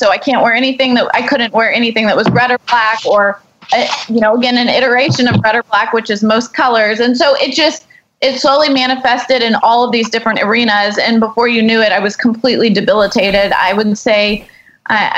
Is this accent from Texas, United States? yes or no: yes; Houston, Texas, United States; we grew up here in Houston, you know, biggest medical center